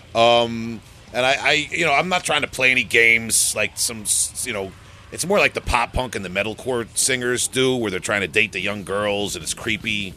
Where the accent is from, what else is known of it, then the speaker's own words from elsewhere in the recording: Huntington, New York, United States; we're from Huntington, New York, here on Long Island, about 45 minutes to an hour away from New York City.